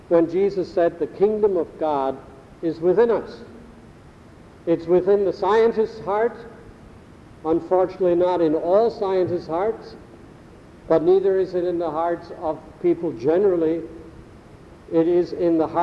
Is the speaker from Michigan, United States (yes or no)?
yes; Frankenmuth, Michigan, United States; accent: Frankenmuth; first language German; English is a second language; moved away; I was brought up in a little community in Michigan that some of you may have heard of by the name of Frankenmuth.